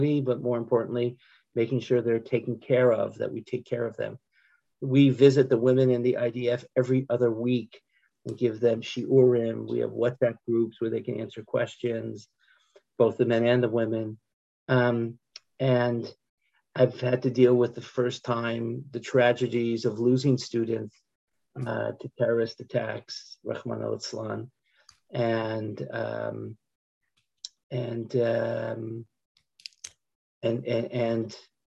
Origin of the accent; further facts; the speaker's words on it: United States; moved away as an adult; now in Israel; I'm an American who made Aliyah.